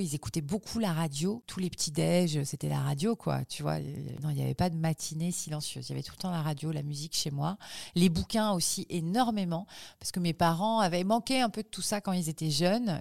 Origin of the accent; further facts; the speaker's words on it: Toulouse, Occitania, France; also born or lived in Gers / Fontenay-aux-Roses; j'ai grandi euh, d'abord dans le Gers et ensuite à Toulouse. C'est là où j'ai passé mon adolescence, c'est là où je suis allée à la fac, c'est là où j'ai commencé à bosser à la radio, Toulouse.